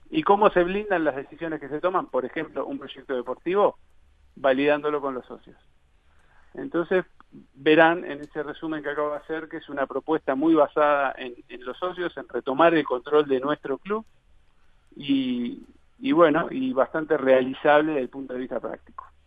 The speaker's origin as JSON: {"language": "Spanish", "region": "Montevideo", "country": "Uruguay", "moved": "as an adult", "said": "soy de Montevideo, tengo 36 años"}